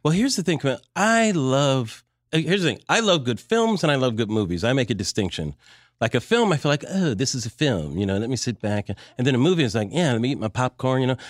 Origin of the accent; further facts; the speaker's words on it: United States; as an American